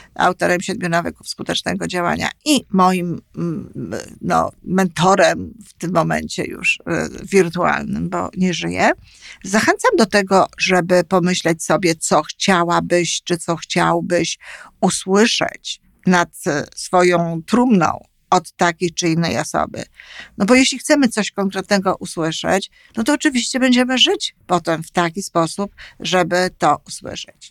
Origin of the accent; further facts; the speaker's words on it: Poland; moved away as an adult; now in Canada; dorastałam, co ogromnie jest ważne, w Polsce i z polskimi opiekunami